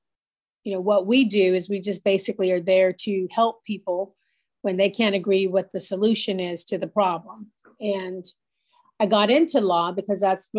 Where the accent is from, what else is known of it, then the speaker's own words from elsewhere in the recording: California, United States; moved away as an adult; also born or lived in Los Angeles, United States / San Francisco, United States; now in Augusta, United States; I'm originally from California. I moved here in 1992